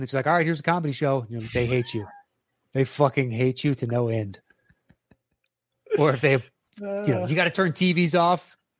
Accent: Nashville, Tennessee, United States; born there; Like I was born in Nashville. My family lives in Nashville, so I've visited there quite a bit.

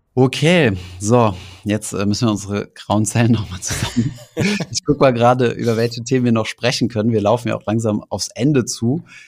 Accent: Germany; bei uns in Deutschland

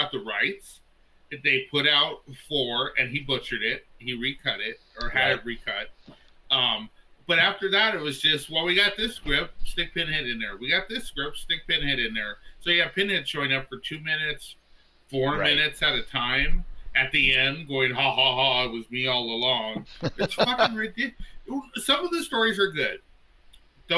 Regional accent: Los Angeles, California, United States; I grew up in East

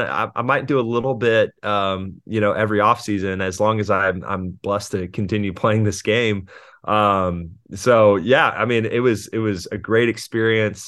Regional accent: Houston, Texas, United States; moved away; also born or lived in California; I was born in Houston and I lived there until two thousand three when we moved to California for my dad's job

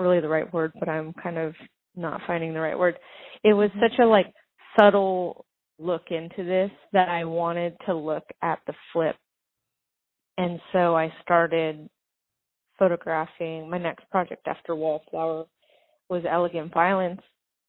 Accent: Venice Beach, California, United States; I grew up in Venice Beach in Santa Monica.

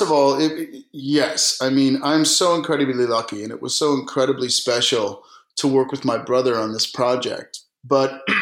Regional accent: New York, United States; also born or lived in Germany; So I was born in Germany in 1968 on an army base, and then we lived in upstate New York.

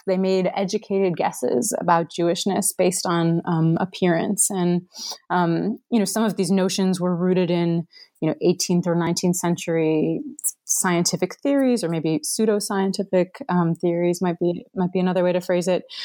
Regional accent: Cleveland, Ohio, United States; moved away as an adult; now in Gettysburg, United States; I'm originally from Cleveland, Ohio

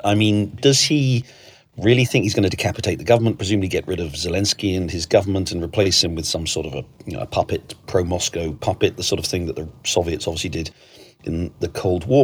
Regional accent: United Kingdom; moved away; you and I grew up in Britain, both moved away

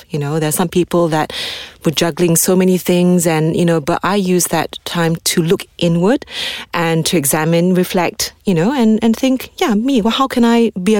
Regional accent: Malaysia; because we are Malaysian, right?

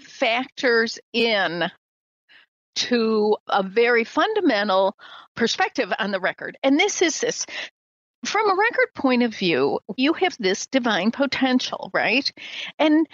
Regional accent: Midwest, United States; I'm from the Midwest, raised in a very traditional American family, traditional religious Midwest Christian

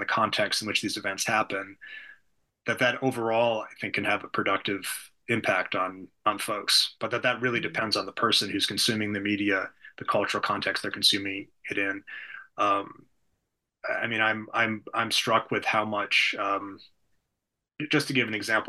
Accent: United States; as an American

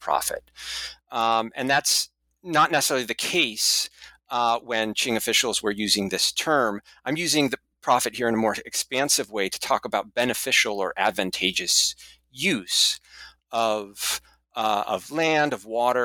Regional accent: Seattle, Washington, United States; my hometown at the University of Washington

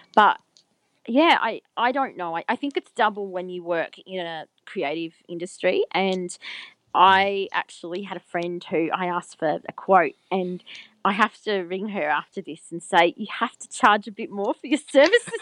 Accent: Albury-Wodonga, Australia; I grew up in Albury Wodonga, which is on the border of New South Wales and Victoria

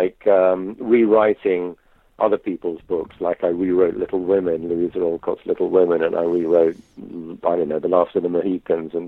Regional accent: United Kingdom; moved away as an adult; also born or lived in southern Greece; now in Greece; I'm British, but I live in Greece

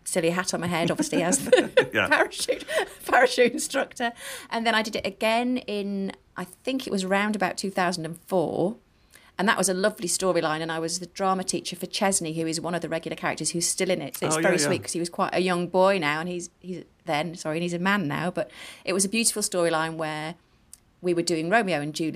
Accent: the north of England, United Kingdom; accent: Northern; my Northern accent

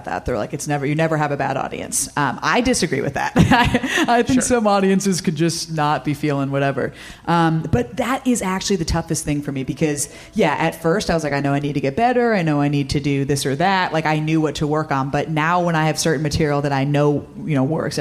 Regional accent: Cape Cod, Massachusetts, United States; I'm actually from the Cape Cod area

